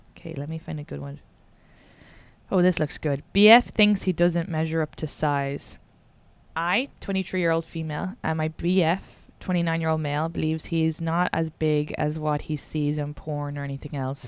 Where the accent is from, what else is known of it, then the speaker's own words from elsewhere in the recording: Ireland; now in United States; I'm from Ireland and an immigrant